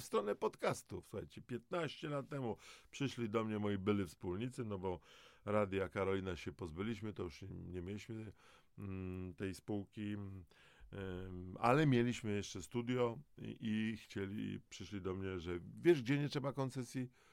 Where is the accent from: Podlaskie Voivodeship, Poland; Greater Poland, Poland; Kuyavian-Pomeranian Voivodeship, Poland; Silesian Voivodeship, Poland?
Silesian Voivodeship, Poland; Dąbrowa Górnicza; Ja jako Gorol z Dąbrowy Górniczej